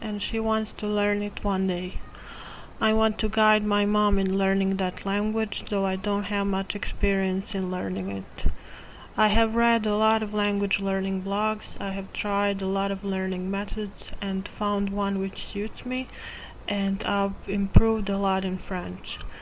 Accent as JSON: {"language": "English", "country": "Serbia", "said": "I'm from Serbia."}